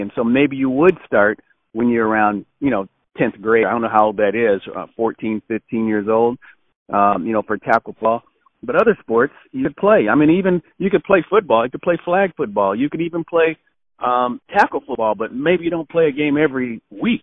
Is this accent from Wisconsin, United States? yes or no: no; Los Angeles, California, United States; moved away as an adult; also born or lived in Arizona; I grew up in Los Angeles, uh, California